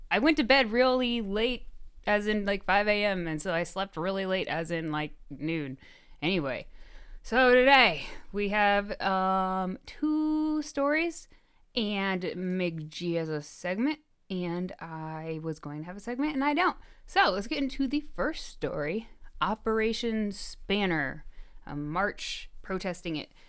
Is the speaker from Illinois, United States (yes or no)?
yes; Chicago, Illinois, United States; we're from Chicago? Someone tell us where we sound like we're from.